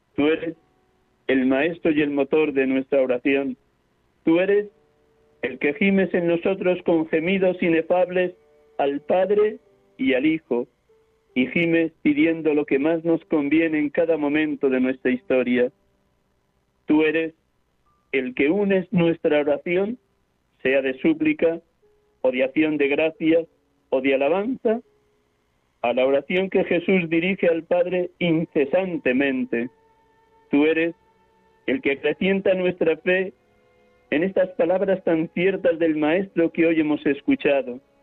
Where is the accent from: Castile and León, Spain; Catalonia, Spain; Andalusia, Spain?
Castile and León, Spain; Riaza; now in Madrid, Spain; Hoy les hablo desde Riaza, Segovia, mi pueblo natal